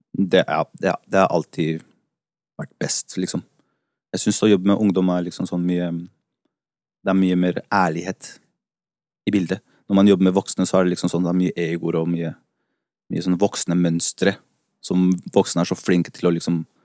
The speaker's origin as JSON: {"language": "Norwegian", "region": "Oslo", "country": "Norway", "tie": "born or raised there", "also_born_or_lived": "Santiago, Chile", "said": "vokste opp på Haugenstua. Jeg har vel egentlig bodd på Haugenstua helt siden jeg kom"}